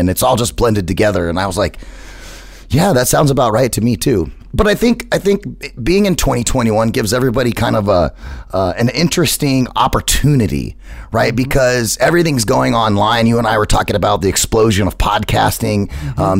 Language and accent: English; United States; So I'm American